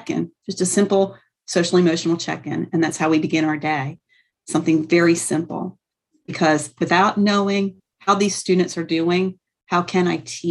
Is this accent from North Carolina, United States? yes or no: yes; North Carolina, United States; also born or lived in Trenton, New Jersey; now in Camden, United States; I'm originally from North Carolina